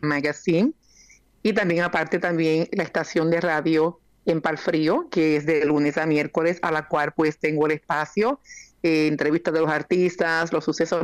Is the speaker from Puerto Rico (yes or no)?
yes; Yauco, Puerto Rico; now in Yonkers, United States; una jíbara de campo allá en Puerto Rico, en mi pueblo natal, Yauco